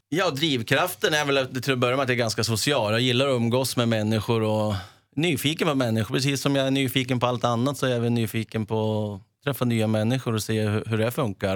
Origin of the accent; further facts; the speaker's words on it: Sweden; also born or lived in Italy / Leeds, England; vi hade ett grustag hemma där i närheten och där jag bodde Finfro